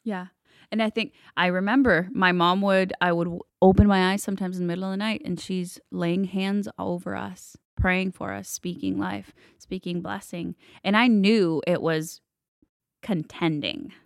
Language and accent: English; Texas, United States; also born or lived in Guatemala; I grew up in Texas